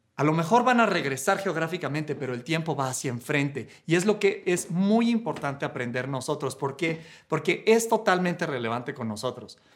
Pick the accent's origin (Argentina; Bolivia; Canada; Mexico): Mexico; cuando me fui fuera de México un tiempo